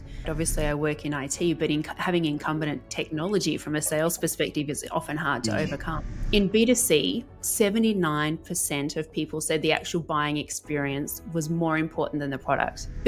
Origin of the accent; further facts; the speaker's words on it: Melbourne, Victoria, Australia; moved away as an adult; also born or lived in Africa / Middle East; So I'm a Melbournean, I'm Australian, grew up here